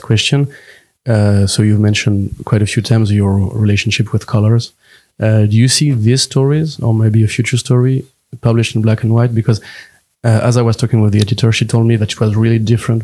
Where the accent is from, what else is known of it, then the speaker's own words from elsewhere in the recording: France; English is a second language; who grew up in France